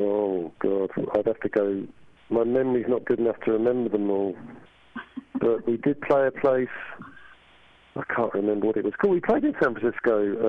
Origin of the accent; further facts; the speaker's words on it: England, United Kingdom; Growing up in England, which was a very bleak sort of place in the 70s